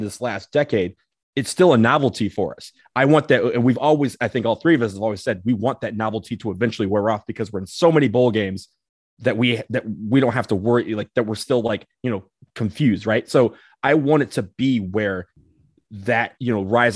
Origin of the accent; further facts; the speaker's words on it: Michigan, United States; I'm from Michigan.